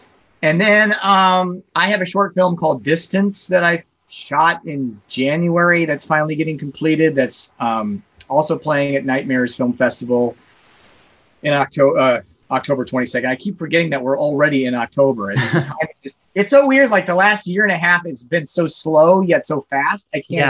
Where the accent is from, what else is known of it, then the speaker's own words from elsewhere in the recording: Nebraska, United States; I came from Nebraska, which is home of Arbor Day.